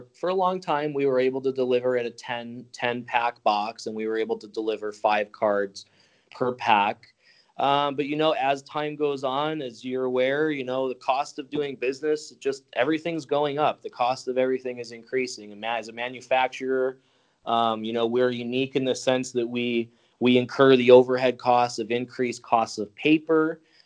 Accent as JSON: {"language": "English", "town": "Chicago", "region": "Illinois", "country": "United States", "tie": "born or raised there", "said": "I grew up in Chicago."}